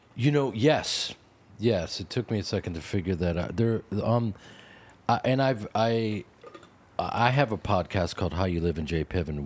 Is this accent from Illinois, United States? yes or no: yes; Chicago, Illinois, United States; I grew up in Chicago